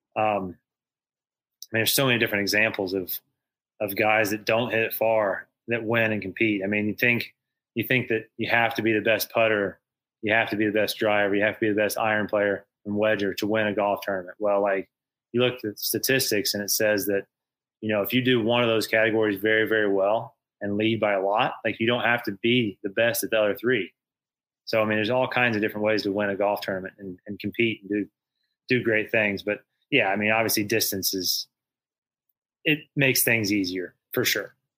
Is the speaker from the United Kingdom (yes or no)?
no; Indiana, United States; my home state of Indiana